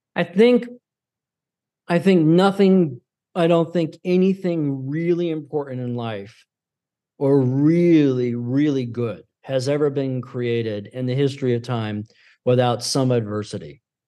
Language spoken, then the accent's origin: English; Syracuse, New York, United States; moved away; also born or lived in Pennsylvania / Tampa, Florida; prior to Pennsylvania, we were in Syracuse growing, I was growing up in Syracuse